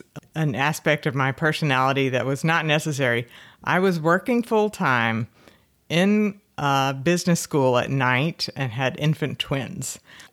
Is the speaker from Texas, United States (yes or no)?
yes; Fort Worth, Texas, United States; Fort Worth.